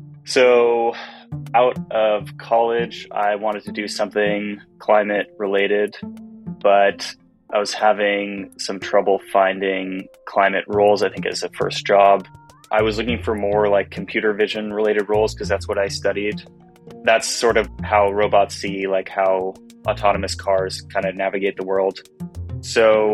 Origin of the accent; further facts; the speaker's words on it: Seattle, Washington, United States; now in Utah, United States; my hometown of Seattle